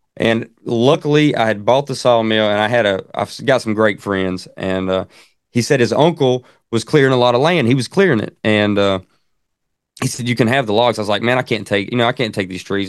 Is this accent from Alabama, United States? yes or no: yes; Central Alabama, United States; I'm from Central Alabama. You probably can tell with the accent.